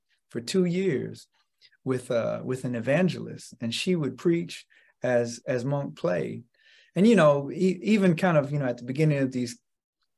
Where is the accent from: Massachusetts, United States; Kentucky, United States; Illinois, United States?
Kentucky, United States; Lexington; moved away as an adult; now in Boston, United States; I was born and raised in Lexington, Kentucky